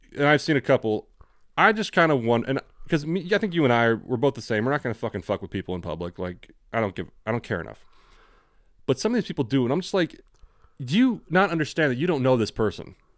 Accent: California, United States; accent: generic American; growing up in California is that we have the generic American accent

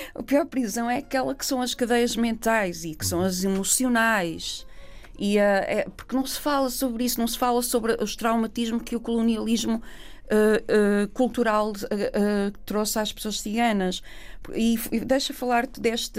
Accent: Vila Nova de Gaia, Porto District, Portugal; acabei por nascer no Porto e acabámos por ficar a viver lá. Cresci em Gaia

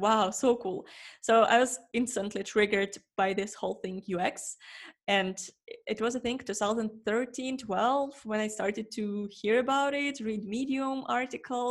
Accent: Ukraine; moved away as an adult; I'm also from Ukraine

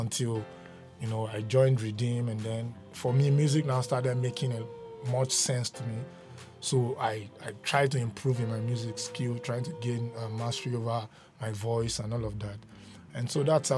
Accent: Ondo, Nigeria; I'm from Ondo State

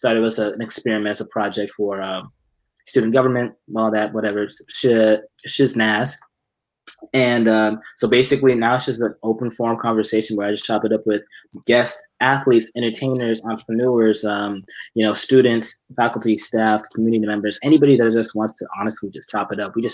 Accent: Dallas, Texas, United States; Yeah, bro. Dallas.

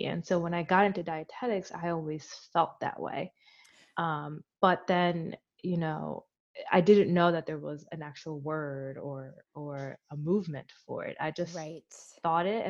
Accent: Philadelphia, Pennsylvania, United States; I grew up in Philly, so I grew up in a very diverse community.

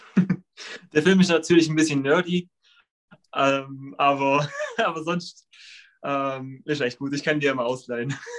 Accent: Leutkirch, Baden-Württemberg, Germany; ich komme aus Leutkirch

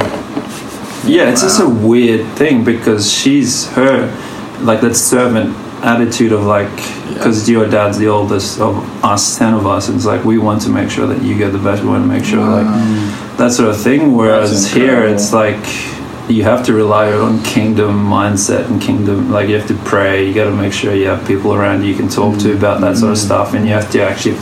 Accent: Australia; also born or lived in Vanuatu; I'm from Australia/Vanuatu

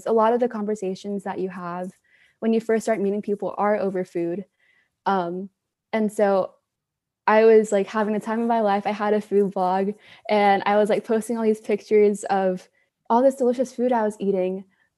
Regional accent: Houston, Texas, United States; also born or lived in Dallas / Malaysia; I'm from Houston, Texas, and I've lived abroad for most of my life. I moved around a lot, lived in Houston, Dallas, and Malaysia.

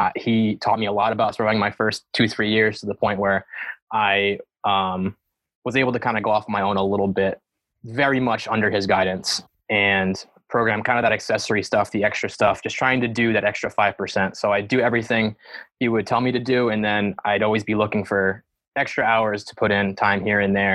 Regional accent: Rhode Island, United States; moved away; I am from Rhode Island originally

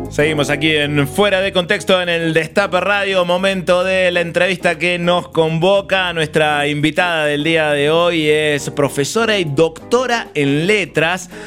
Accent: Córdoba, Argentina; como cordobés

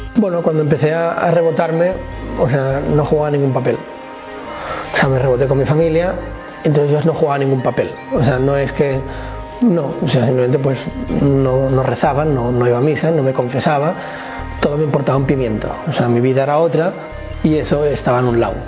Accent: Barcelona, Catalonia, Spain; nací en Barcelona

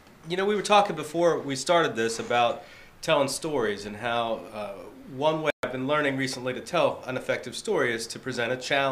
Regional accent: New Jersey, United States; I'm originally from Jersey, although you may not hear it unless I'm angry.

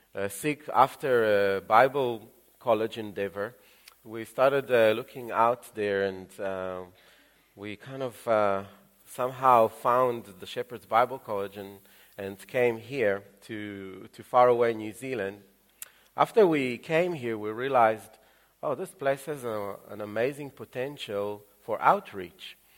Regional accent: Israel; moved away; also born or lived in Ukraine; they took me by the hand and uh, we moved to Israel and I grew up in Israel since

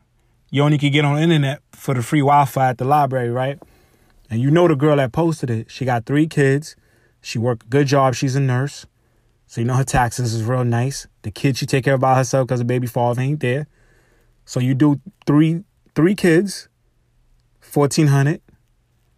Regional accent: New York, United States; Because, you know, we're from New York.

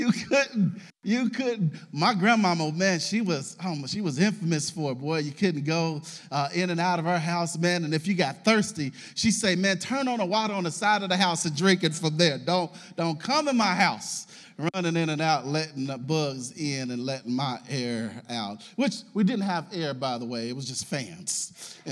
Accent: Russell neighborhood, Kentucky, United States; I grew up in the Russell neighborhood, over there

